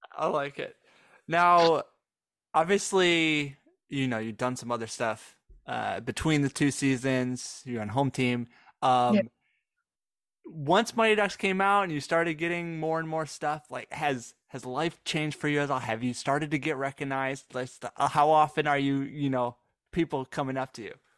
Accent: Michigan, United States; now in Dallas, United States; I was from Michigan

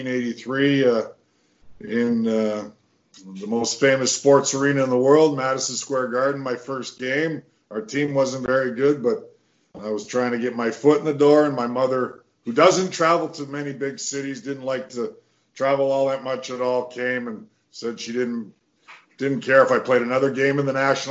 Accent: Edmonton, Alberta, Canada; also born or lived in Windsor, Ontario; I grew up in Edmonton, Alberta, Western Canada, actually born in Windsor, Ontario.

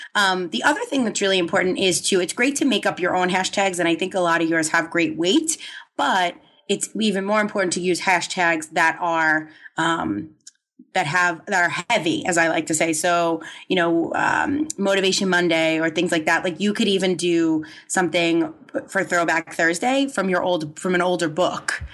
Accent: New York, United States; I grew up in New York, so I think the hustle is, you know, ingrained in, in us

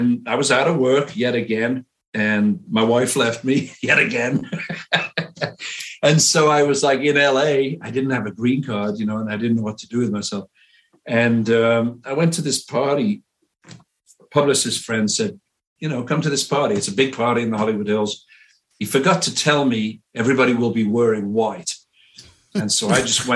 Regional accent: Liverpool, North West England, United Kingdom; moved away; I was from Liverpool

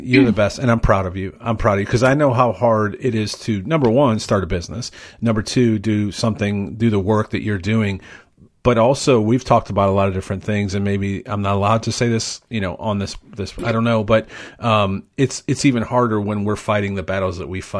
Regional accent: Cleveland, Ohio, United States; I'm from Cleveland.

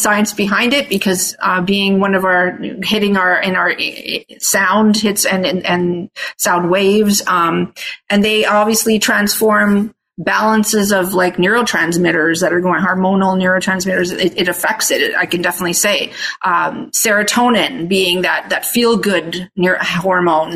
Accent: Toronto, Ontario, Canada; first language Italian; English is a second language; also born or lived in Australia; I actually was born in Australia. They had me, they had got married there, had me moved to Canada, Toronto specifically

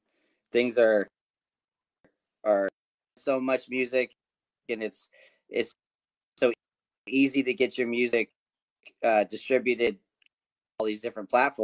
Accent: California, United States; moved away as an adult; also born or lived in Conway, Arkansas / Northwest Arkansas; now in Arkansas, United States; I've lived here for the last 9 years, but I'm from California originally, so I moved here.

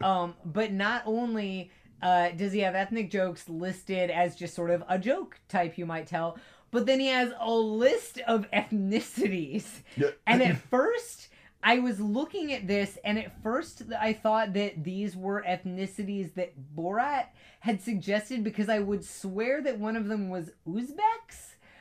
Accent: East Coast, United States; also born or lived in Italy; I'm from the East Coast. I've always lived on the East Coast. I've never lived off the East Coast.

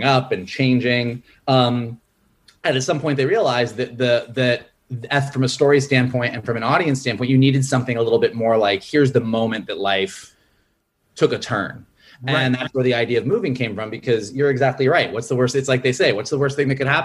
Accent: Gainesville, Florida, United States; moved away as an adult; also born or lived in San Francisco; I grew up in Gainesville, Florida, where UF is.

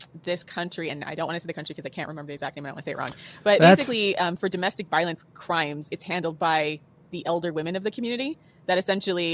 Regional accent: United States; Let me defend my country

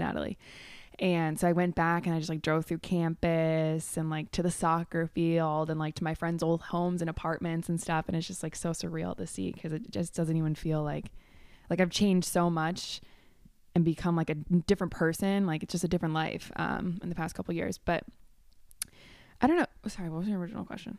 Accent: Chicago, Illinois, United States; now in Vernon Hills, United States; I was born in Chicago, born and raised.

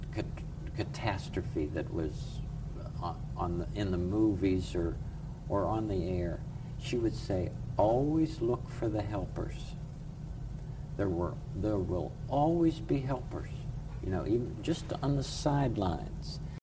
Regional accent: United States; now in Kyiv, Ukraine; from my perspective as an American

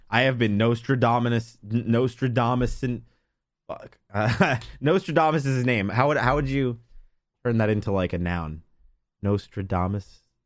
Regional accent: United States; I'm an American

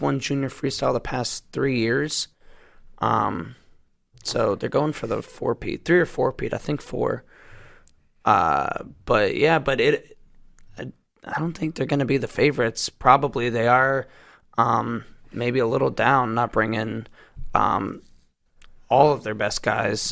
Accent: Iowa, United States; my home state, Iowa

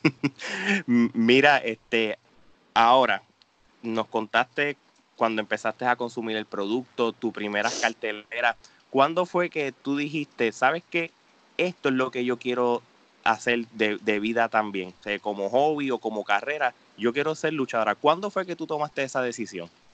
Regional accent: Puerto Rico; somos nos criamos juntos en Puerto Rico

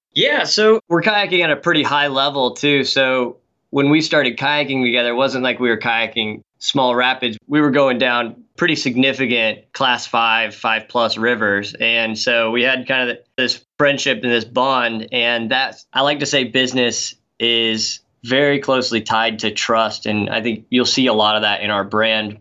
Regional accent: Knoxville, Tennessee, United States; moved away as an adult; also born or lived in Colorado; now in Seattle, United States; I grew up in Knoxville, Tennessee, kind of the heart of Appalachia there

